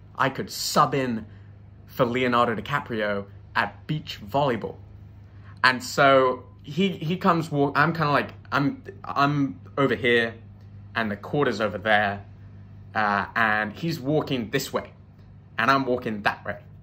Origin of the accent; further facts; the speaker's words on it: United Kingdom; now in United States; as a Brit